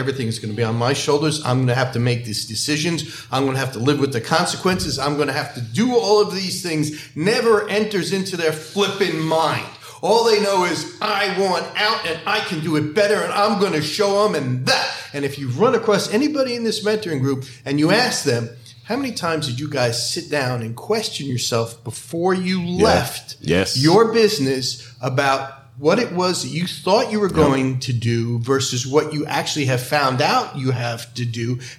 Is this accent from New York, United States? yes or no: yes; New York, United States; I'm from New York.